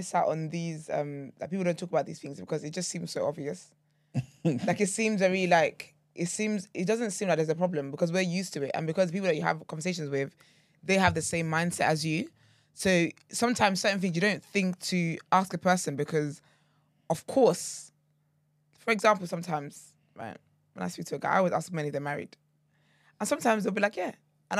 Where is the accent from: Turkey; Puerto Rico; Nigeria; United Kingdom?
Nigeria; Yeah, they're the kind of men you don't marry, respectfully, as a Nigerian woman.